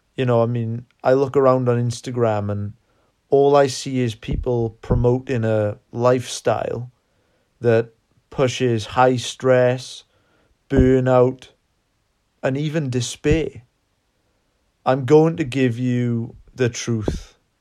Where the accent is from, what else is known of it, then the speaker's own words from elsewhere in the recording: South Wales, United Kingdom; We are from South Wales in the U K